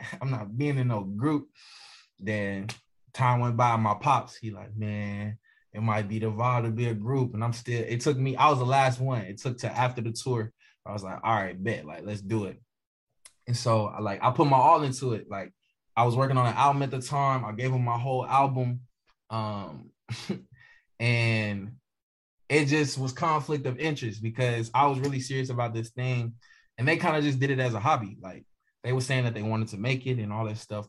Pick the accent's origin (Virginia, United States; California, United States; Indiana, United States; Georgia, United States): Virginia, United States; Bristol; I'm from Bristol, Virginia. Um, which again we call Virginia two two down. So um, yeah, Bristol, Virginia.